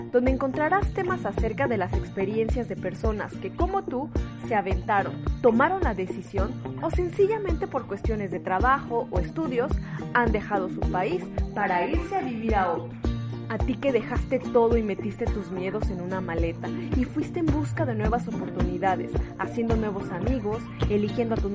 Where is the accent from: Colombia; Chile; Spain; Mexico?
Mexico; moved away; soy una mexicana en el extranjero.